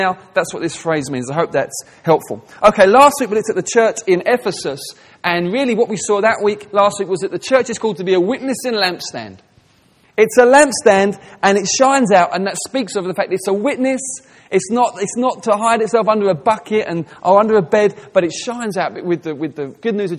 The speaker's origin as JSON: {"language": "English", "region": "England", "country": "United Kingdom", "said": "I'm speaking as an English person"}